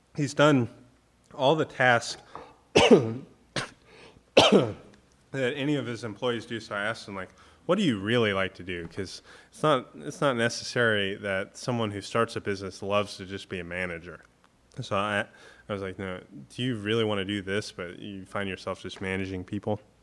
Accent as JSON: {"language": "English", "region": "Florida", "country": "United States", "tie": "born or raised there", "said": "growing up in Florida"}